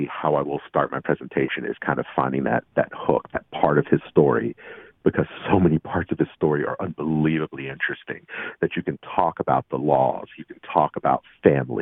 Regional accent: West Virginia, United States; moved away; I grew up in West Virginia, so I was really a minority

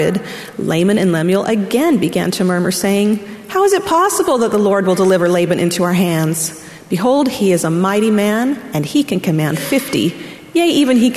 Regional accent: Orem, Utah, United States; moved away as an adult; also born or lived in Arkansas; I grew up in Orem, Utah, and immediately went to college in Arkansas.

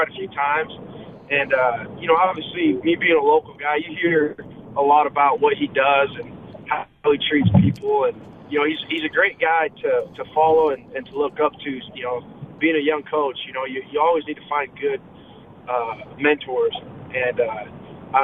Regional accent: Pleasant Grove, Utah, United States; also born or lived in California; I was born in California, but raised in Pleasant Grove

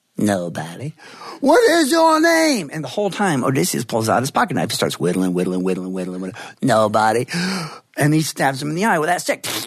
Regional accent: northern Georgia, United States; I love going home there. I love being on the road. I love returning home and feeling the familiar. And yes, my accent does start switching back

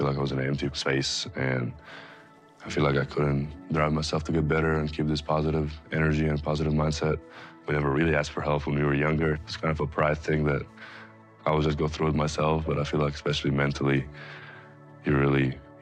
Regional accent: Alexandria, Alexandria Governorate, Egypt; moved away; Growing up in Alexandria, Egypt, we weren't very financially stable

